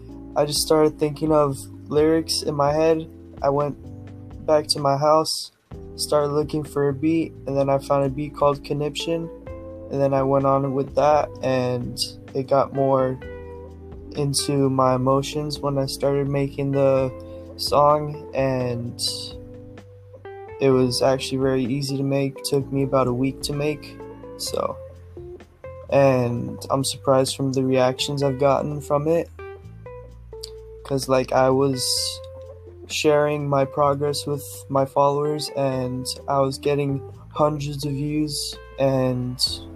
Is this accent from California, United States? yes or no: yes; California, United States